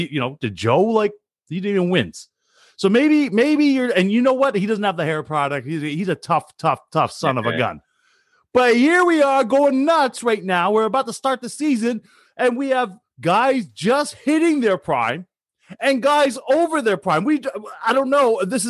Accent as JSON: {"language": "English", "country": "Canada", "accent": "Canadian", "said": "I know that was my Canadian accent."}